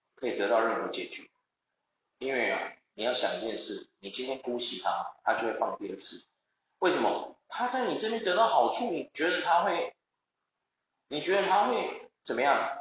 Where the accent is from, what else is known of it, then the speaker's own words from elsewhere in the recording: Taiwan; 是不是因为我们台湾人的教育受到了一些问题